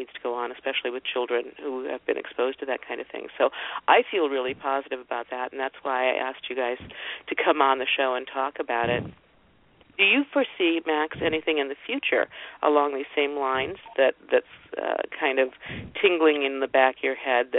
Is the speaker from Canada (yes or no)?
yes; Canada; I'd vote for this, but I'm Canadian.